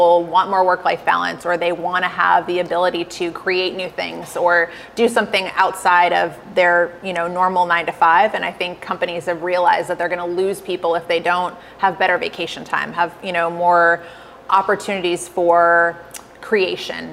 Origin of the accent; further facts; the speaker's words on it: East Coast, United States; moved away as an adult; also born or lived in Colorado / New York City; I was born in Colorado, but I lived mostly on the East Coast